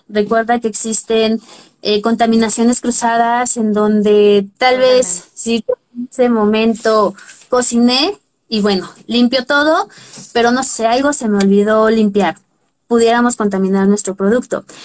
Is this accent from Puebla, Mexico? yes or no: yes; Puebla, Mexico; yo soy de Puebla